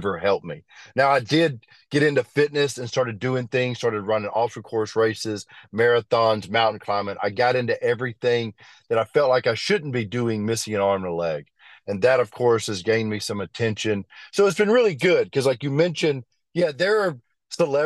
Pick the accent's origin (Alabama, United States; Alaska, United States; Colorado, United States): Alabama, United States; Birmingham; I grew up in Birmingham.